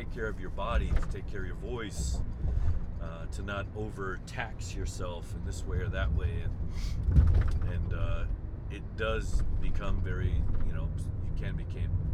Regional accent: United States; being American, I've seen that happen and I understand it

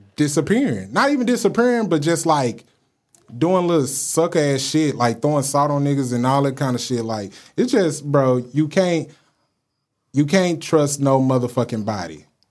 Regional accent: Dallas, Texas, United States; I'm from Dallas

